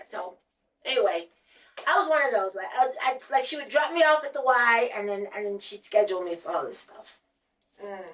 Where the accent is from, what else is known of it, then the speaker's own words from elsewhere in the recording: Ohio, United States; I'm from Ohio